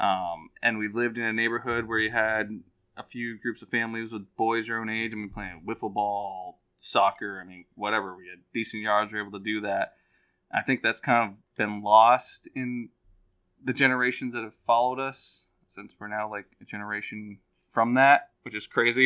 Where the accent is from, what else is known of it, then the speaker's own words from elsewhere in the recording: Western Massachusetts, United States; we're from Western Mass.